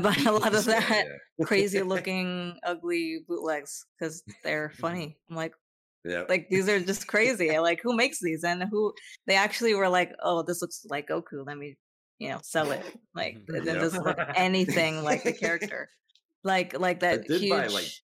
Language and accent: English; South Florida, United States; I'm from South Florida